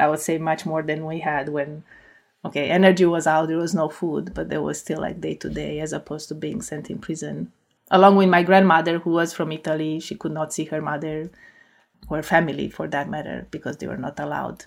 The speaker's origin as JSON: {"language": "English", "town": "Cluj-Napoca", "region": "Cluj County", "country": "Romania", "tie": "born or raised there", "second_language": "English", "moved": "as an adult", "lives_now": "United States", "said": "So I, I grew up in Cluj-Napoca"}